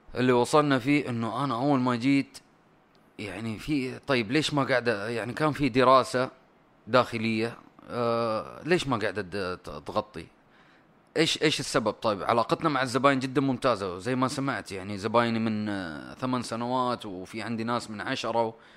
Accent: Saudi Arabia; انا سعودي

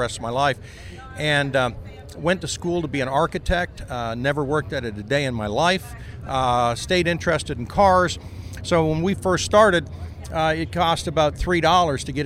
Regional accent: Ontario, Canada; I was born in Ontario, Canada

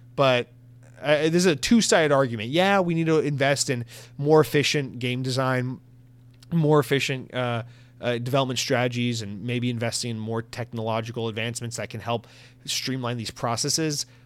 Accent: United States; as an American

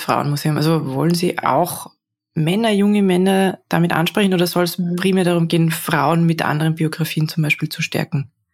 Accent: Salzburg, Austria; Ich bin auch äh, aus Salzburg eigentlich

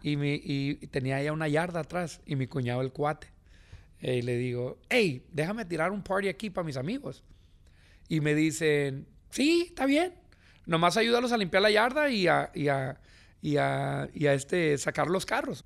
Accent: Los Angeles, California, United States; Born and raised in Venice, California.

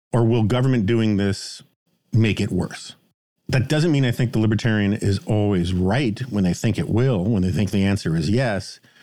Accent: New York City, New York, United States; we were city kids

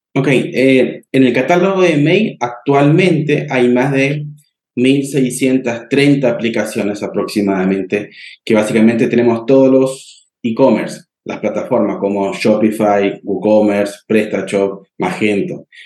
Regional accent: Argentina; now in Santiago, Chile; yo estoy ubicado en Santiago de Chile, soy argentino, pero estoy aquí

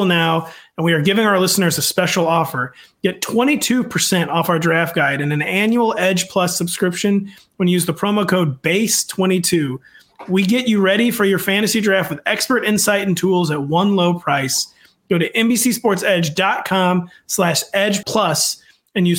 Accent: St. Charles, Missouri, United States; There's a school in my hometown called Lindenwood

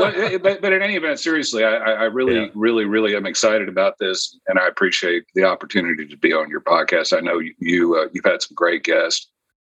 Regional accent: Houston, Texas, United States; So I'm from Houston, Texas. I'm actually a seventh generation Texan, although my dad was an Air Force officer, and so I moved around all over the place when I was growing up.

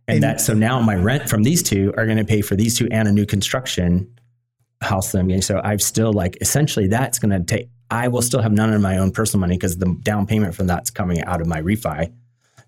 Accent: Virginia, United States; now in San Diego, United States; You know, I came from Virginia, you know, originally.

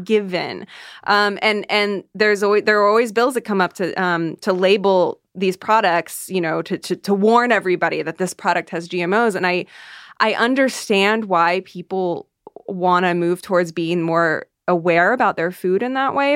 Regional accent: Iowa, United States; I grew up in the Midwest

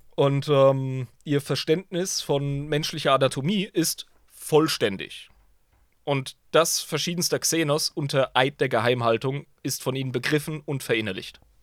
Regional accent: Germany; als Deutscher

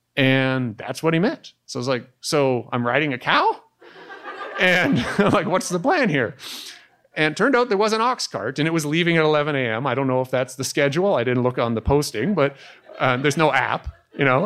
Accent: Canada; as a Canadian

